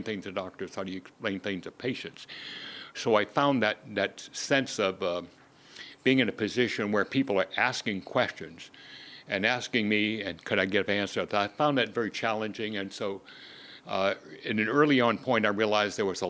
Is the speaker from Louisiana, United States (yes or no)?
yes; Louisiana, United States; moved away; also born or lived in Houston; I grew up in Louisiana